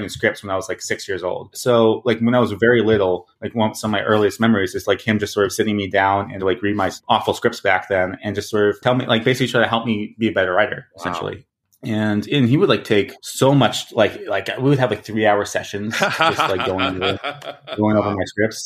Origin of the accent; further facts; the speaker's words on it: Boston, Massachusetts, United States; moved away as an adult; now in Los Angeles, United States; I grew up in Boston, Massachusetts. And, yeah, I just, you know, was there for 19 years, and then I shipped myself off to L.A.